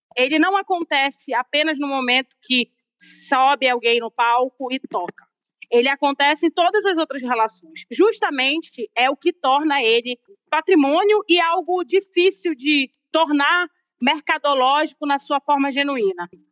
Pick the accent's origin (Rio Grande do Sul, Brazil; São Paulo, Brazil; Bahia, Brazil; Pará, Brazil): Pará, Brazil; Belém; eu sou paraense, belenense